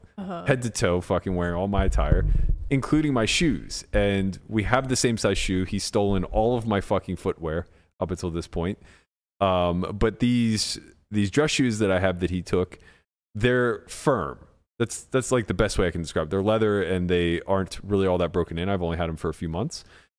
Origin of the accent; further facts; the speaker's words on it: United States; We're so American, man.